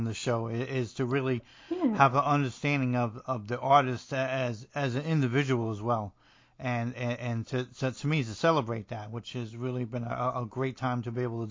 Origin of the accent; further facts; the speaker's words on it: New Jersey, United States; I'm from New Jersey and I speak a little like Tony Soprano